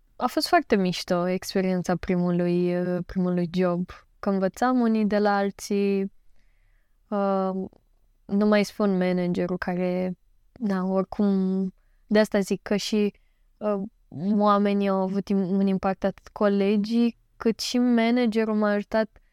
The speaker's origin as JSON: {"language": "Romanian", "town": "Galați", "region": "Galați County", "country": "Romania", "said": "sunt din Galați"}